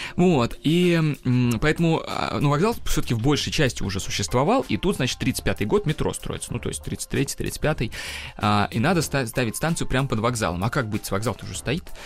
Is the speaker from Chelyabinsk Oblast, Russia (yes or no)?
no; Kazan, Tatarstan, Russia; now in Moscow, Russia; я родом из Казани.